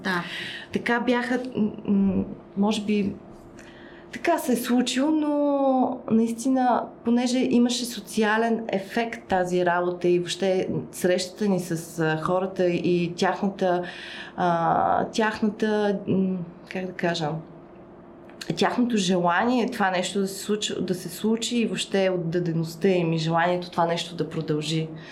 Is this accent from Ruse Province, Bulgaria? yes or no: no; Burgas, Burgas Province, Bulgaria; аз съм от Бургас, съответно там също, освен че съм от Бургас, там съм стартирала